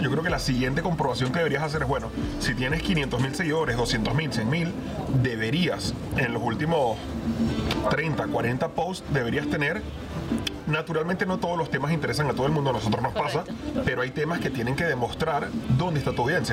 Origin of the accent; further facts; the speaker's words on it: Venezuela; moved away; venimos de Venezuela